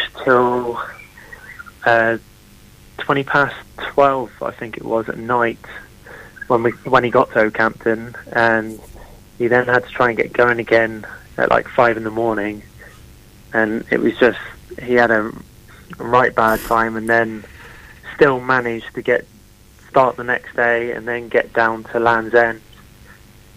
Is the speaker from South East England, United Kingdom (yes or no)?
no; Tavistock, South West England, United Kingdom; running through my hometown